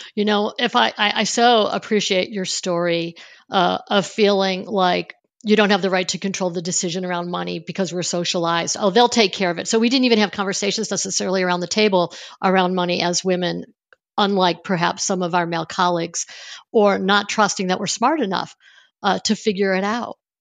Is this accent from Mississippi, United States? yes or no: no; Niagara Falls, New York, United States; I grew up on Niagara Falls, near Niagara Falls in the Buffalo area of New York State